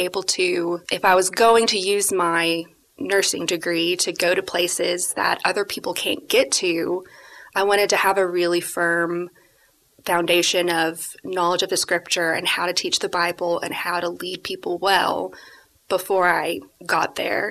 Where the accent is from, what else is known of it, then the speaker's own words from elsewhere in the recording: Alabama, United States; I grew up in Alabama in a Christian home